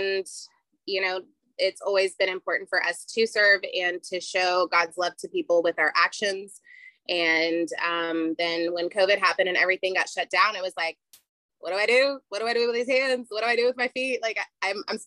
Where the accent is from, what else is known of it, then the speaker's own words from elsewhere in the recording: Texas, United States; I'm from Texas